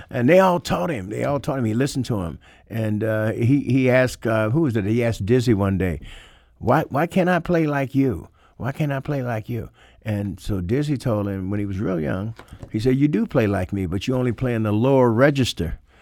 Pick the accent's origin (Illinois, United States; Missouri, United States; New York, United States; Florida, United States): Missouri, United States; St. Louis; he had grown up like I did in Saint Louis